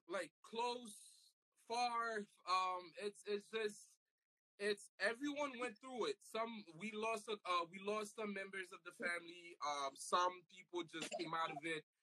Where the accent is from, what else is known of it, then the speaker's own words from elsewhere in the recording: New York, United States; also born or lived in Long Island; I'm from New York